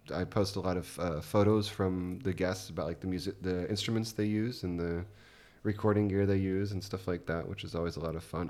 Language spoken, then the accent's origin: English; United States; moved away as an adult; now in Germany; growing up as an American